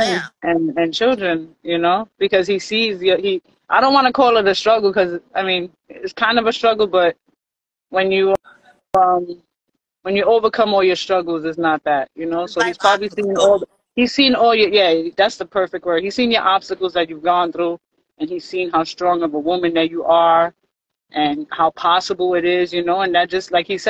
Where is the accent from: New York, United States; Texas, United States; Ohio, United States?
New York, United States; New York City; I'm the only one that's from New York and in New York